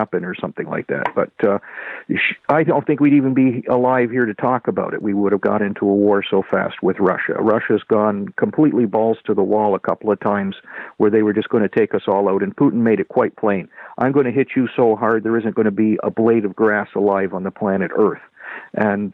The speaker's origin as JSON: {"language": "English", "country": "Canada", "said": "I'm a Canadian"}